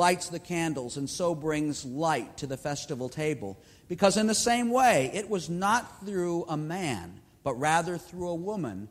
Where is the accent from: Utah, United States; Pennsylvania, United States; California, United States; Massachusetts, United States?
Massachusetts, United States; Boston; being the boy, the youngest boy in my family growing up in Boston, Massachusetts